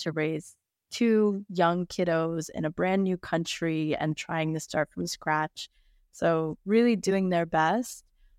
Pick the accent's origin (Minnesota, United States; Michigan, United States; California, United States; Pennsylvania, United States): Michigan, United States; also born or lived in New York / Atlanta; now in Phoenix, United States; No, I lived in Atlanta. Well, I grew up in Michigan. Oh. I lived in New York. I lived in Atlanta.